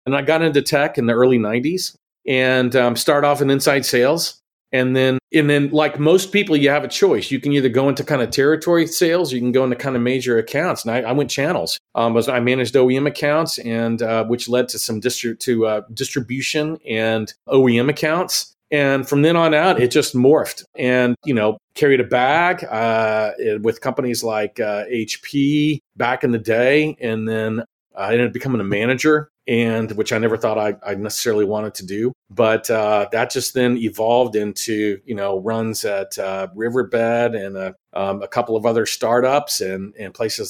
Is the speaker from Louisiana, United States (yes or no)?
no; Texas, United States; I didn't get Mexican food for a year, which drove me nuts being a Texan.